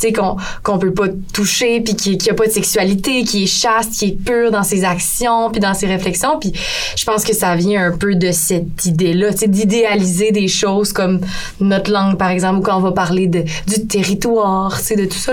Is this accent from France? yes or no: no; Saguenay, Quebec, Canada; je viens de Saguenay